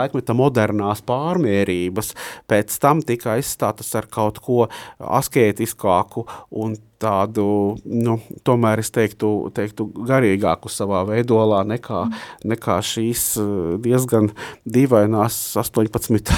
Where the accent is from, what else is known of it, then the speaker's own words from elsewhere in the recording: Latvia; moved away as an adult; now in Riga, Latvia; neesmu dzimis Rīgā, bet esmu nācis no Lūksnes puses